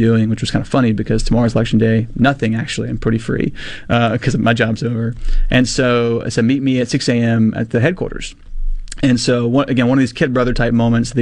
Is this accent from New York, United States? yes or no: no; Mississippi, United States; I'm 19 from Mississippi